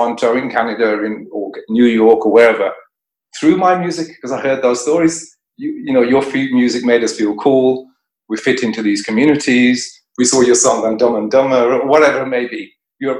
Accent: Birmingham, West Midlands, United Kingdom; I grew up in Birmingham

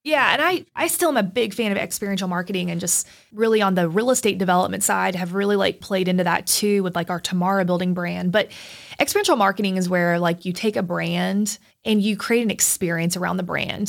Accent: Plant City, Florida, United States; now in Chattanooga, United States; I grew up in Plant City, Florida, which is like a submarket of Tampa

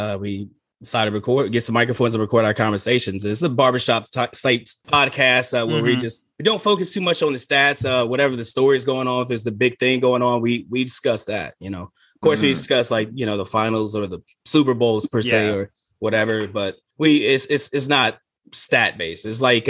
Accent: Alabama, United States; No, I'm actually from Alabama.

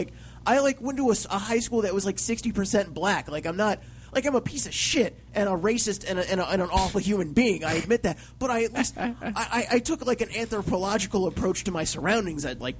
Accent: Fayetteville, North Carolina, United States; moved away; I went to high school in Fayetteville, North Carolina.

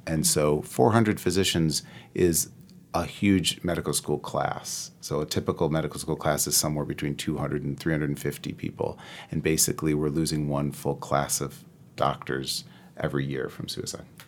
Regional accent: Midwest, United States; I'm from the Midwest through and through

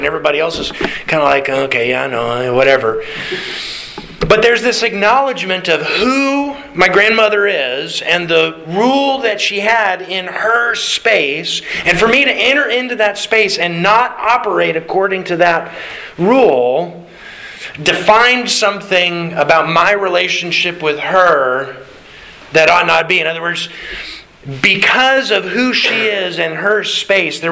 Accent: Alaska, United States; growing up in Alaska

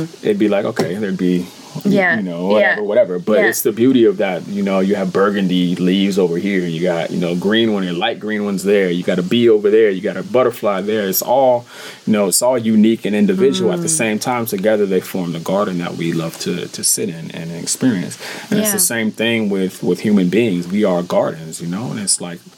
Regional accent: San Francisco, California, United States; moved away as an adult; also born or lived in Oakland, California; now in Bali, Indonesia; when I moved to Oakland from San Francisco

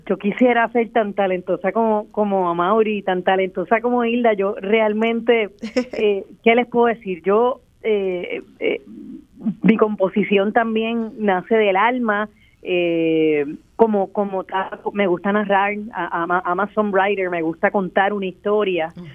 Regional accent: Puerto Rico

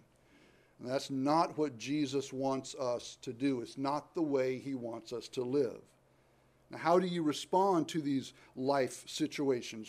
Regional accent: United States

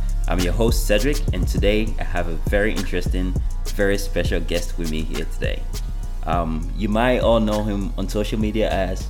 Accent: Ghana; I'm from Ghana.

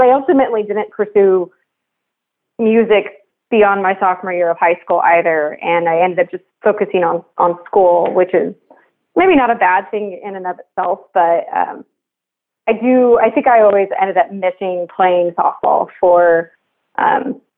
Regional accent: Moreno Valley, California, United States; also born or lived in Long Beach / Riverside / Redlands; I was born in Long Beach, but my parents moved to Moreno Valley when I was about two

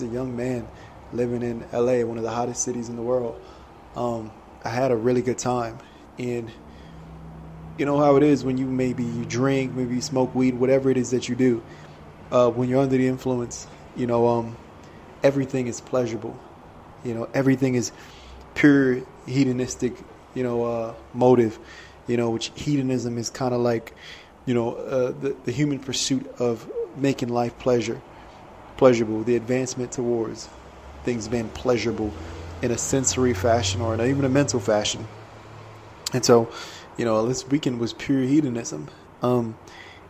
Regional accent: Maryland, United States; now in Los Angeles, United States; I grew up on the east side, I grew up in Maryland

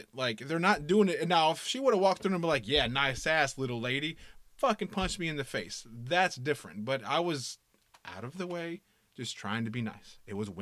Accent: the South, United States; I'm from the South

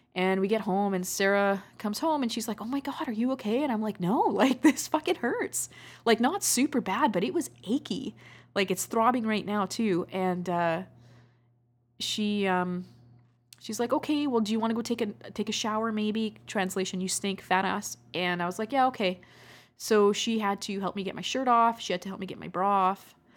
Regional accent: Canada; I love being Canadian.

